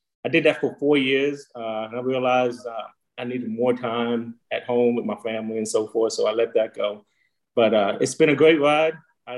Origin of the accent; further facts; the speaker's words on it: Chicago, Illinois, United States; moved away; I'm originally from Chicago, Illinois.